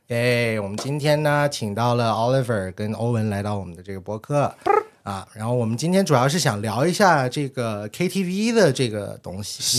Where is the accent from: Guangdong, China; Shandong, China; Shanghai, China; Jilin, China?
Guangdong, China; Guangzhou; 我们广州，其实，嗯，反正我最记得我刚去的时候